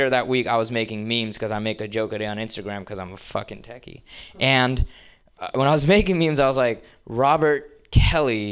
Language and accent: English; India; moved away as an adult; now in United States; I actually grew up in India. I'm here on a visa and everything